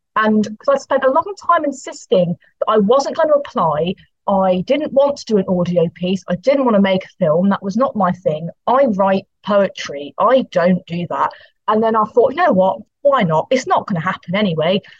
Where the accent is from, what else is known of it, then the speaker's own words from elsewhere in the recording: Poole, South West England, United Kingdom; moved away as an adult; now in Portsmouth, United Kingdom; I grew up in Dorset, so I used the Dorset libraries